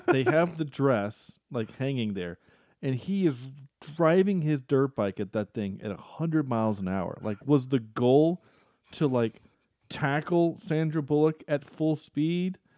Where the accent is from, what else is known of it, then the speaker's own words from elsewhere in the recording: North Carolina, United States; As North Carolinians, the three of us are